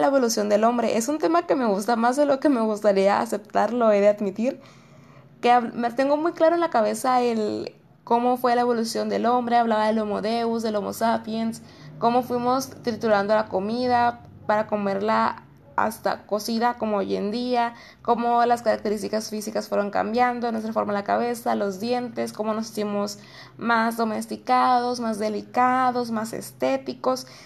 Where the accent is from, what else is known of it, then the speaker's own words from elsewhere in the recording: Mexico; nosotros porque somos esa sociedad mexicana